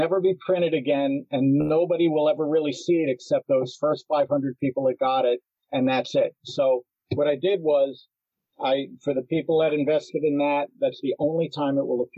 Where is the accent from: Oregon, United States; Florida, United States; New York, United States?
New York, United States; New York City; I was born in Hell's Kitchen in Manhattan at West 43rd between 9th and 10th